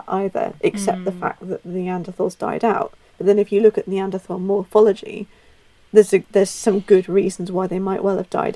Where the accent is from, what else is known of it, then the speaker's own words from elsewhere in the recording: Ireland; I'm Irish